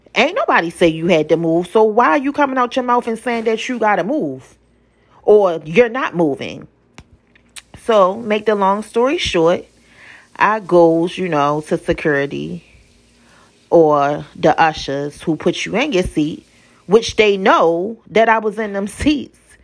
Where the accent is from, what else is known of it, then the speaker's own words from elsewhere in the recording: Baltimore, Maryland, United States; I'm from Baltimore